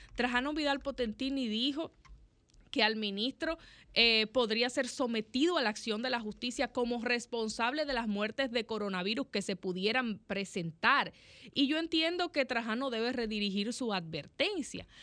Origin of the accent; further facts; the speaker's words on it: Dominican Republic; nosotros como dominicanos